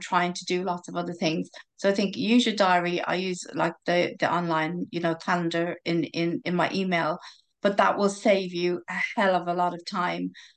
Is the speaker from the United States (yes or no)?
no; Ireland; I'm Irish